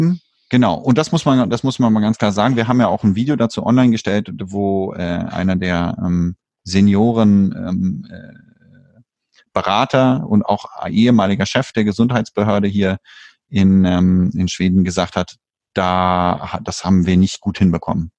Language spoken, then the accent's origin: German; Germany; now in Sweden; bei uns in Deutschland